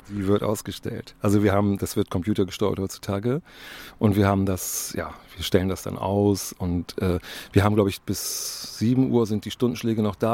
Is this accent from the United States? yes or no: no; Bremen, Germany; ich bin als Bremer immer wieder sehr überrascht